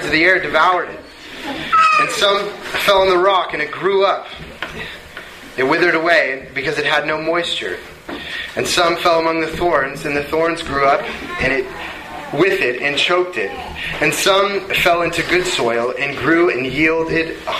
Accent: Bellevue, Washington, United States; We grew up in Bellevue.

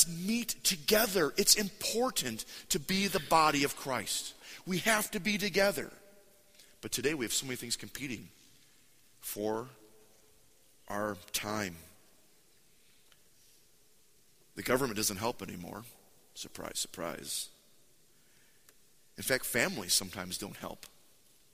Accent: United States; we're American

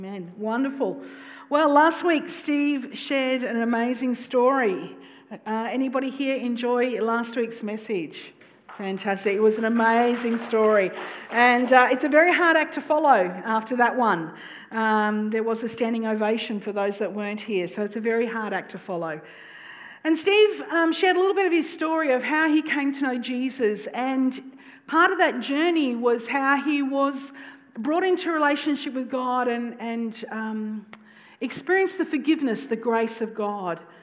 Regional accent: North Queensland, Australia; I'm from North Queensland

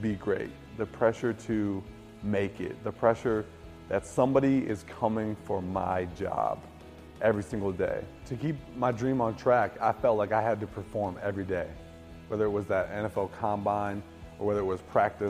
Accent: Livonia, Michigan, United States; I grew up in Livonia, Michigan, a suburb of Detroit, with three brothers

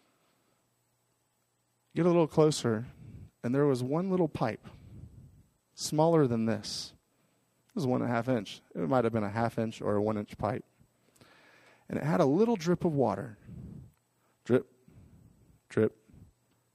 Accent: Miami, Florida, United States; moved away; where I grew up in Miami, Florida

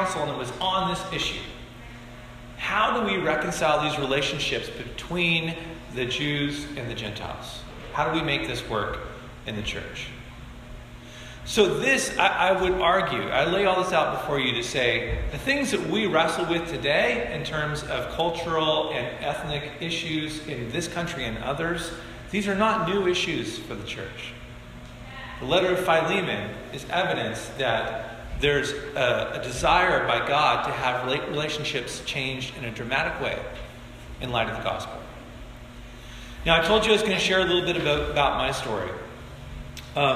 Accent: Bend, Oregon, United States; I was raised in Bend, Oregon. Bend, Oregon was a little logging town when I was growing up.

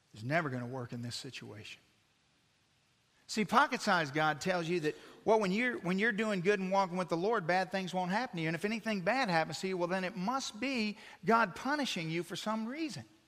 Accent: United States

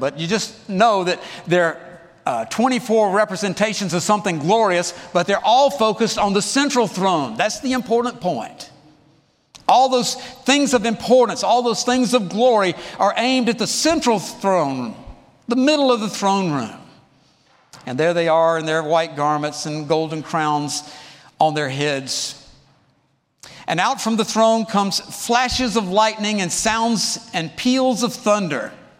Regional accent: College Park, United States; The church I grew up in College Park, had a little chapel about the size of this seating area over here.

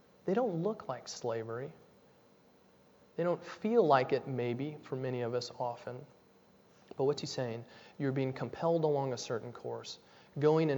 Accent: Nashville, Tennessee, United States; When I was a kid, I grew up in Nashville, Tennessee.

